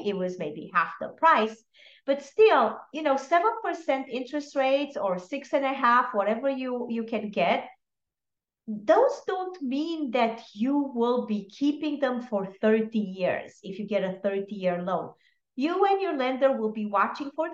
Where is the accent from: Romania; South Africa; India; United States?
Romania; moved away; I am originally from Romania